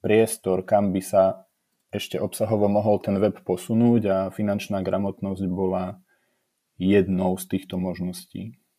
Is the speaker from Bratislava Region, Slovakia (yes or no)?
no; village near Trebišov, eastern Slovakia, Košice Region, Slovakia; moved away; z malebnej dedinky asi 8 km od okresného mesta Trebišov, kde som sa síce narodil a vyrastal, ale momentálne tam nebývam